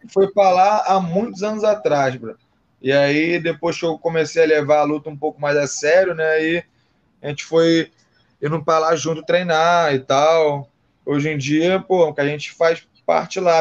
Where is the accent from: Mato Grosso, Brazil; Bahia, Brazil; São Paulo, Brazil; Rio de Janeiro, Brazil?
Rio de Janeiro, Brazil; eu sou do Rio